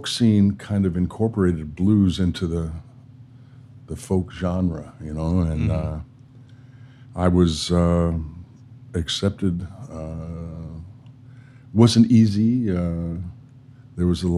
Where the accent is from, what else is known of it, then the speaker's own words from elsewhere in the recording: New York City, New York, United States; moved away as an adult; also born or lived in Los Angeles; I grew up in New York City.